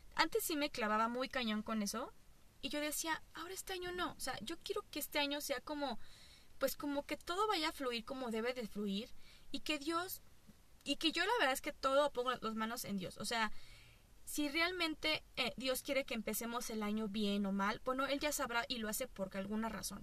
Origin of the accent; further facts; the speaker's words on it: Mexico; also born or lived in Toluca; así somos nosotros, así somos los pinches mexicanos